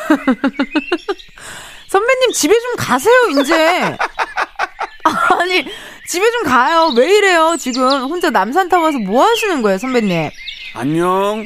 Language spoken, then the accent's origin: Korean; Incheon, South Korea; 저도 인천 사람이라